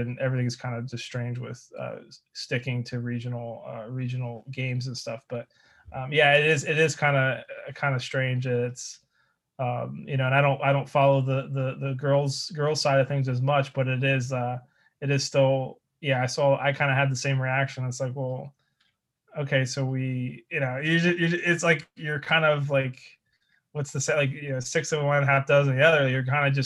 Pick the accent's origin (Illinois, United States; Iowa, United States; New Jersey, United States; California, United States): New Jersey, United States; moved away; also born or lived in Delaware / Pennsylvania; I grew up in South Jersey, actually. Lived in a bunch of different towns